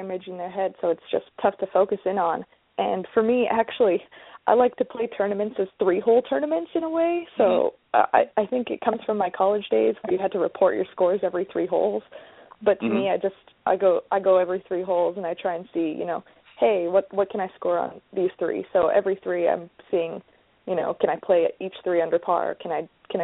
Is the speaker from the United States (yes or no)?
no; Vancouver, British Columbia, Canada; From Vancouver, so I just have rainy winters